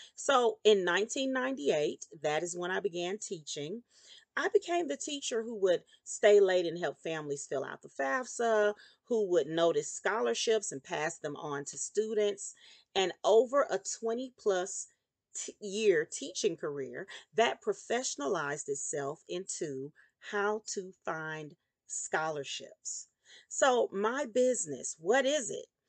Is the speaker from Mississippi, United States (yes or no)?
yes; Meridian, Mississippi, United States; I was born in Meridian, Mississippi. In my primary home, I lived with my grandmother and my mother in the federal housing projects